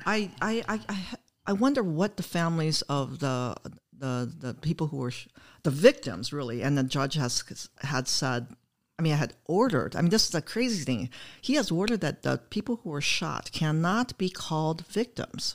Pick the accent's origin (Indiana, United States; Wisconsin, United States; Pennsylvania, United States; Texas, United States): Wisconsin, United States; Oshkosh; moved away; I'm from Wisconsin. I'm from Oshkosh, Wisconsin